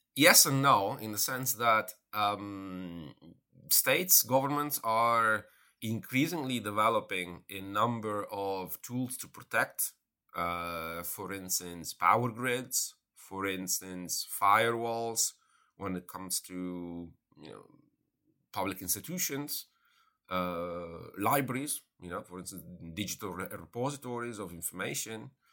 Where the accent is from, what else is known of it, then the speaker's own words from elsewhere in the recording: Italy; moved away; I'm originally from Italy